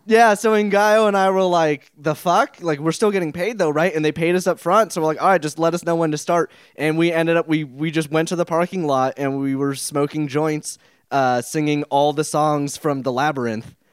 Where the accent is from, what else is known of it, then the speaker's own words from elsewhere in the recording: El Dorado Hills, California, United States; my hometown of fabulous El Dorado Hills